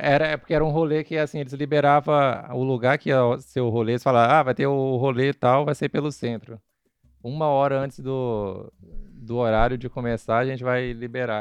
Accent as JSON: {"language": "Portuguese", "region": "Pará", "country": "Brazil", "said": "eu sou paraense fake lá"}